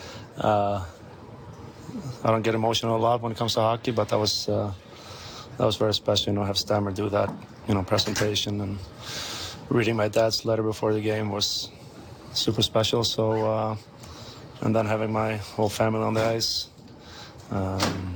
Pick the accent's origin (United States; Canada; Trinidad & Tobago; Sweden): Sweden; moved away as an adult; a guy from a small town in Sweden